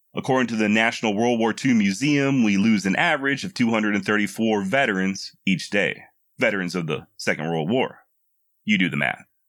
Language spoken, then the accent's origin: English; Texas, United States; born and raised in Texas